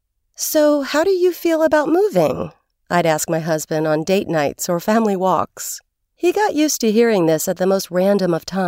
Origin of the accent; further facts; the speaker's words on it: Louisville, Kentucky, United States; also born or lived in Los Angeles; I love my hometown and never gave up a chance to visit Louisville, Kentucky, but for close to 20 years, my home was in Los Angeles.